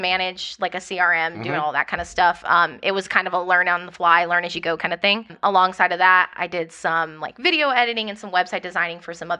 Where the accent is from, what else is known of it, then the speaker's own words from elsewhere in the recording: Phoenix, Arizona, United States; born there; I was born in Phoenix, Arizona. My dad was in the military, so don't really have a home base, kind of moved.